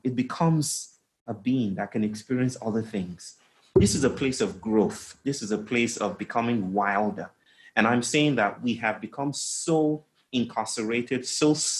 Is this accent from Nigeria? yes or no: yes; Nigeria; I grew up in Nigeria most of the time. We traveled a lot, but I grew up in Nigeria